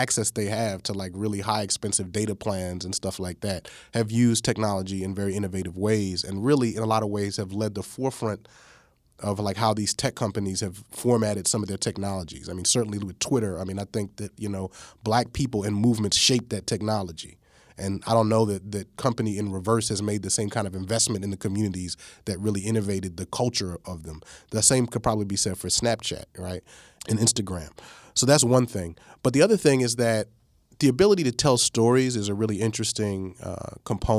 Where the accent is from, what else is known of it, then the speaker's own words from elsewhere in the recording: New York, United States; moved away; also born or lived in East Coast; I was born in New York. I've lived on the East Coast, various places